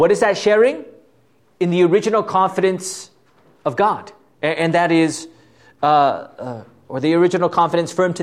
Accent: Southern California, United States; moved away as an adult; also born or lived in Fort Wayne; I was from Southern California

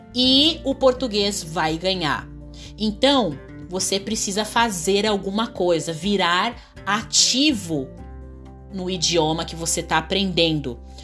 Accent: Brazil; eu sou brasileira nativa

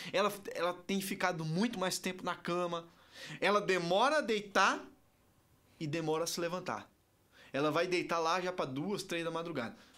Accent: Ceará, Brazil; eu sou nordestino, cearense.

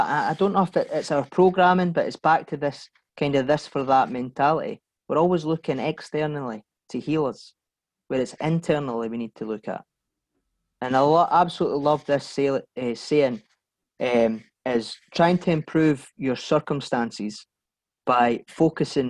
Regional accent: Bathgate, Scotland, United Kingdom; A pair of twins growing up in West Lothian, Bathgate

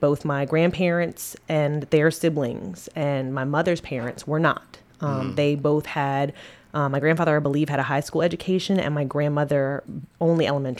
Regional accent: Annapolis, Maryland, United States; moved away as an adult; also born or lived in Virginia; I was born in Annapolis, Maryland, and spent most of my life there before heading to Virginia for college.

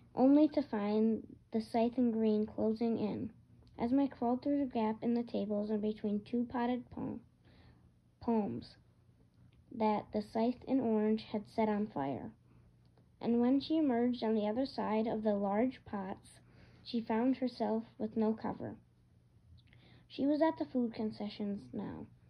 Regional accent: Michigan, United States; I'm from Michigan

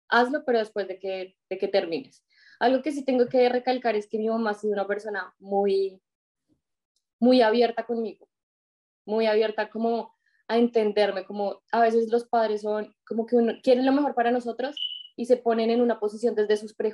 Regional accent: Colombia; moved away as an adult; also born or lived in Tauramena, Casanare / Bogotá; now in United States; yo soy colombiana, eh, vivo, viví en Bogotá, nací en un pequeño pueblo de, Colombia y pues toda mi vida estuve como entre el pueblo y, Bogotá

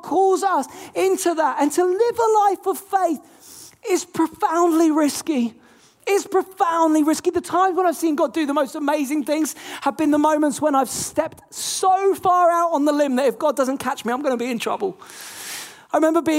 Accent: England, United Kingdom; I'm not American, I'm English.

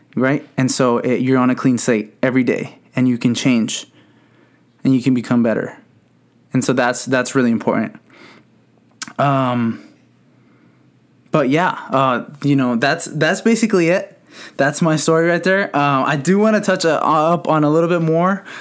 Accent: San Bernardino, California, United States; I grew up in San Bernardino. Um, for those of you who don't know, the city is Southern California

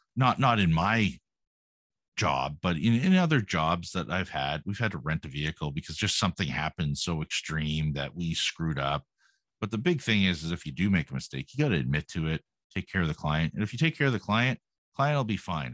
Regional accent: Canada; being Canadian

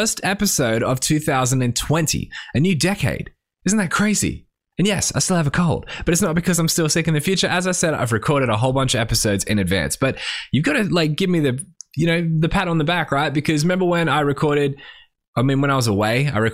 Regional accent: Australia; we grew up in Australia

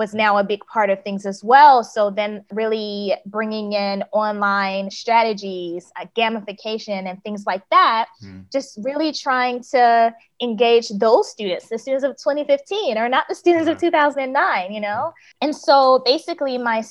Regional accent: United States; moved away as an adult; also born or lived in South Korea; now in Malaysia; I am in Malaysia now, but I'm American

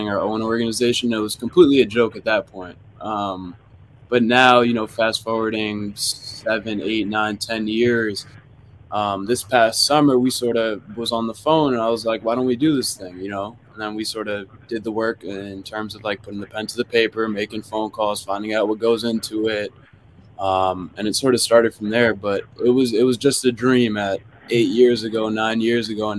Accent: New York, United States; we're both born and raised in New York, so it's always nice to come back to where you're from

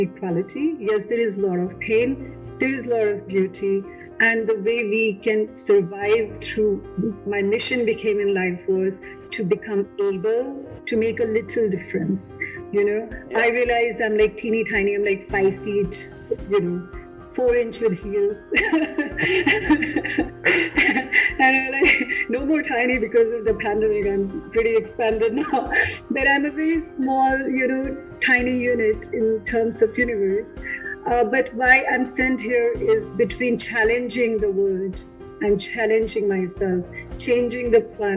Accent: Delhi, India; moved away; I'm from Delhi

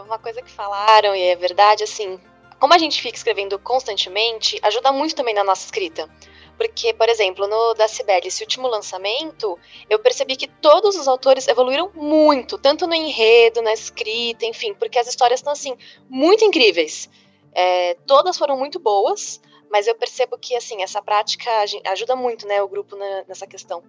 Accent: São Paulo, Brazil; eu sou de São Paulo também

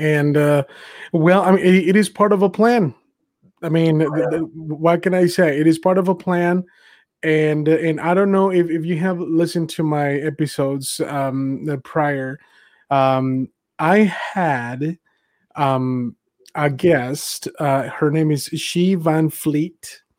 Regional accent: Mexico; now in United States; I was born and raised in Mexico. I came to America because of the culture.

